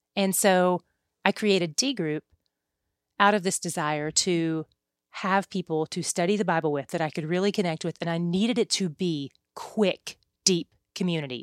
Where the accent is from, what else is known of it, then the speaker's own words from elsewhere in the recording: East Tennessee, United States; now in Dallas, United States; I'm from East Tennessee, so I'm a Tennessee girl